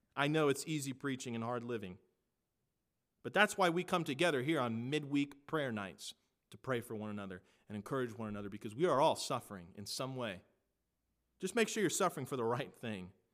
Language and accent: English; United States; I am an American